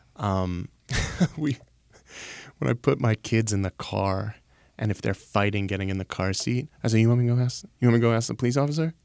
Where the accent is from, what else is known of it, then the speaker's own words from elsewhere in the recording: Baltimore, Maryland, United States; I'm from Baltimore